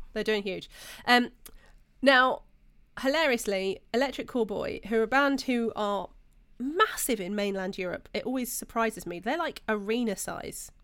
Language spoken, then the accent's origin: English; United Kingdom; We're British.